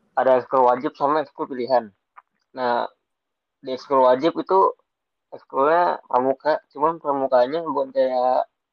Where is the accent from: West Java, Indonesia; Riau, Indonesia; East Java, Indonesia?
West Java, Indonesia; Bekasi; gue asal Bekasi, lebih tepatnya di Jatuh Itu perbatasan Bekasi sama Jakarta Timur